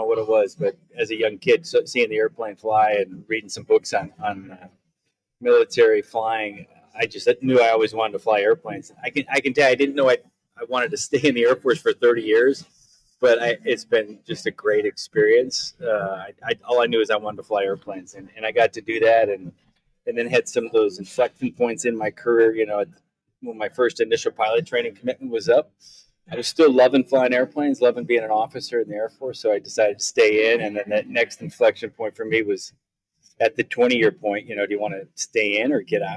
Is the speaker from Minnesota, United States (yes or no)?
yes; Eden Prairie, Minnesota, United States; moved away as an adult; I grew up in Minnesota, Eden Prairie, Minnesota